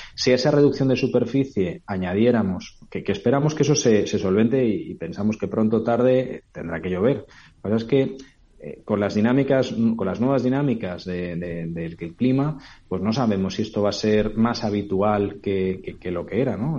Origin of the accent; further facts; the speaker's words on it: Albufera de Valencia, Valencian Community, Spain; yo soy de Valencia, de la albufera de Valencia